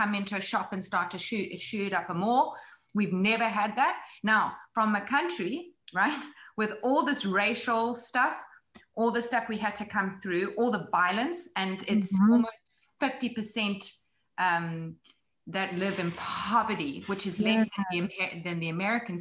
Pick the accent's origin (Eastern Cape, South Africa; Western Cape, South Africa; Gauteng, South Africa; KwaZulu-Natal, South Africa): Gauteng, South Africa; Johannesburg; moved away as an adult; also born or lived in New York; now in United States; growing up in Johannesburg.